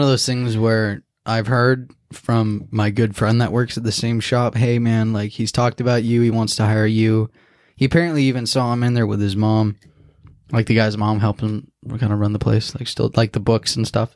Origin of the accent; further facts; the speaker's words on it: Santa Clara, California, United States; I was born in Santa Clara